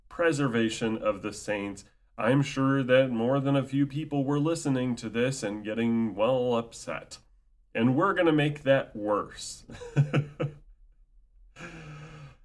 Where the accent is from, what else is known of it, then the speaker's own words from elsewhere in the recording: United States; born and raised in the United States of America